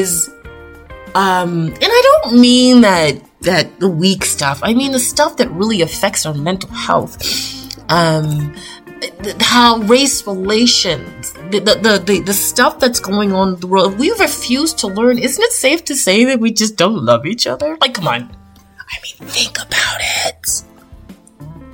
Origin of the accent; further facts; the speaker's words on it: Toronto, Ontario, Canada; as a Canadian girl born and raised in Toronto, Canada